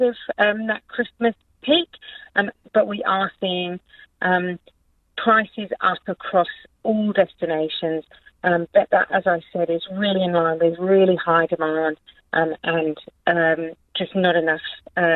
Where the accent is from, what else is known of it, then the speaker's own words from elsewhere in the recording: England, United Kingdom; I'm from England